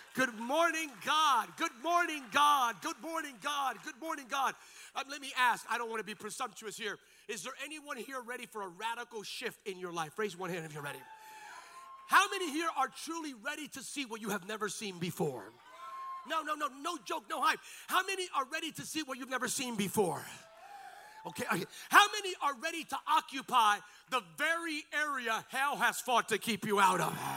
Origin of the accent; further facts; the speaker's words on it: Lehigh Valley, Bethlehem, Allentown, Easton area, Pennsylvania, United States; I grew up in the Lehigh Valley, Bethlehem, Allentown, Easton area